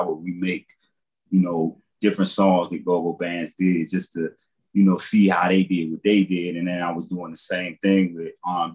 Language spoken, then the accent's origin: English; Washington, District of Columbia, United States; I grew up in Southeast and Potomac Gardens